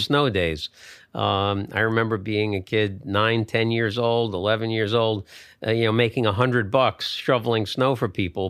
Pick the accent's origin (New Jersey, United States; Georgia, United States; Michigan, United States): New Jersey, United States; Bergen County; I grew up in Bergen County, New Jersey